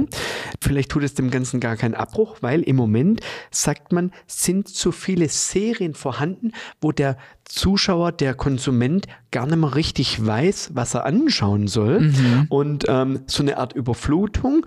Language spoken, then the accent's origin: German; Germany; als Deutsche im Allgemeinen